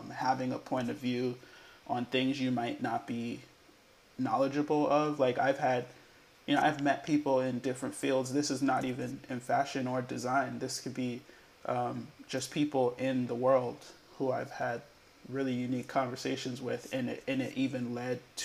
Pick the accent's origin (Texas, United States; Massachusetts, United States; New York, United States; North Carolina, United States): Massachusetts, United States; Boston; Born and raised in Boston, Massachusetts.